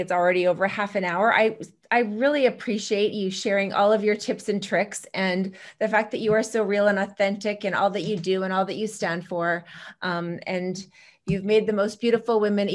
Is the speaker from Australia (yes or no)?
no; Canada; moved away; also born or lived in Chicago; je suis canadienne. So I'm from Canada, and French and languages were my major.